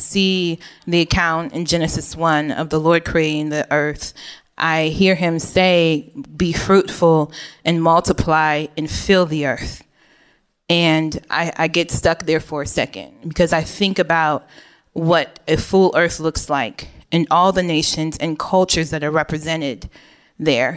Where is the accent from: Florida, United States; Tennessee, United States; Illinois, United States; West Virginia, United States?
Illinois, United States; Oak Park; also born or lived in Chicago, Illinois; I lived for most of my upbringing in Oak Park, Illinois, which is a very diverse suburb of the West Chicago